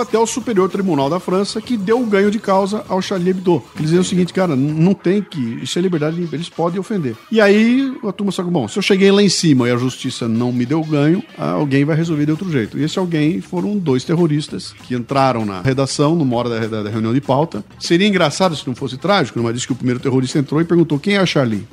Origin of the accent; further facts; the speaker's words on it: Brazil; eu como brasileiro